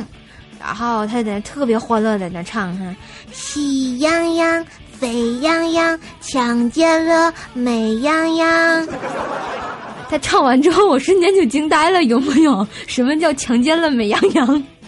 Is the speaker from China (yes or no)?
yes; Tianjin, China; accent: Tianjin dialect; 我们天津话说得特别鲁